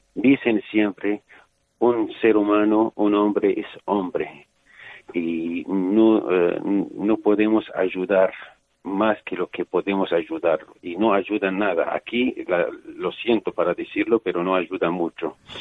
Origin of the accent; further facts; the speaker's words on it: Syria; moved away; en mi pueblo hay una iglesia de la Virgen María